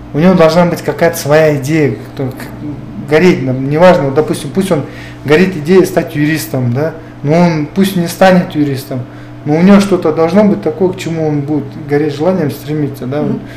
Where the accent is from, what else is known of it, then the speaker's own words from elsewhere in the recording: Koktuko village, Talas Region, Kyrgyzstan; есть школа в селе, где я жил, да, где я вырос, откуда я родом. Это село Коктуко